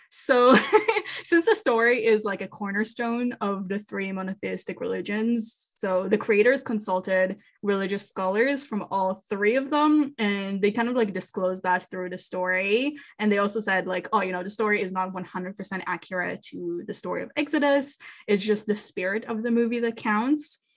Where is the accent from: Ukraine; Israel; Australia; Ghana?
Israel; moved away; I grew up in Israel and therefore I was very much exposed to Jewish culture